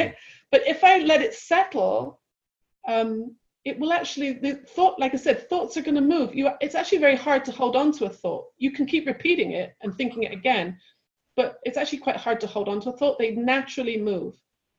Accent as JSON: {"language": "English", "region": "London", "country": "United Kingdom", "moved": "yes", "lives_now": "United States", "said": "So when I first moved to California, being very British and very just like off the boat, like the cultural difference between London and California"}